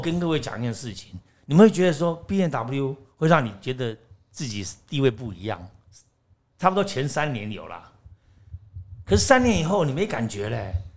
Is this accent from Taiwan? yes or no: yes; Taiwan; 我也是台湾人